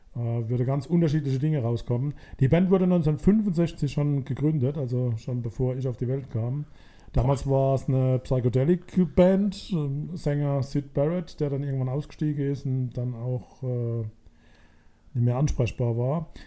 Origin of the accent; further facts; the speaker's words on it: Mannheim, Baden-Württemberg, Germany; weil wir Mannheimer sind